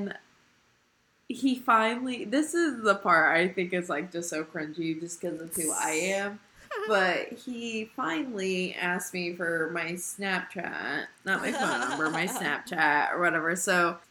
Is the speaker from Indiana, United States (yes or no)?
yes; Indiana, United States; I'm from Indiana